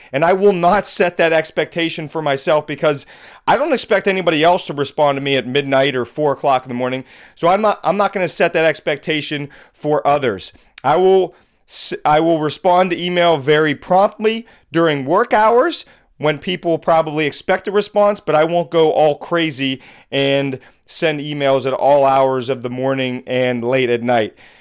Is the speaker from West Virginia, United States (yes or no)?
no; Pittsburgh, Pennsylvania, United States; also born or lived in Boston; moved back to my hometown of Pittsburgh